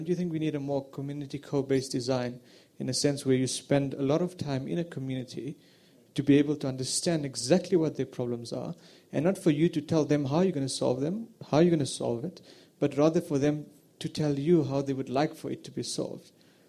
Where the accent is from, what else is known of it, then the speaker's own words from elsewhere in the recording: Cape Town, Western Cape, South Africa; I'm from Cape Town, actually.